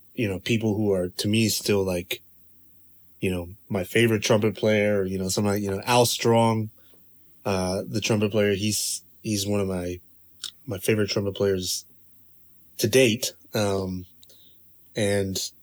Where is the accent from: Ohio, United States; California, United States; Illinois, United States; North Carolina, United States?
North Carolina, United States; Durham; moved away as an adult; also born or lived in Chapel Hill, North Carolina; now in China; I grew up in Durham, Chapel Hill